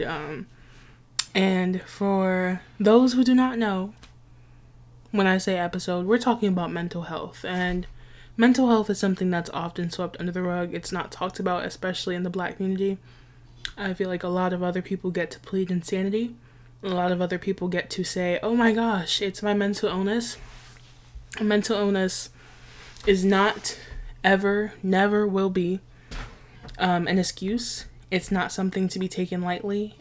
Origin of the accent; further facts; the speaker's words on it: New York City, New York, United States; I grew up in a very West Indian neighborhood. I'm from Nueva York, New York City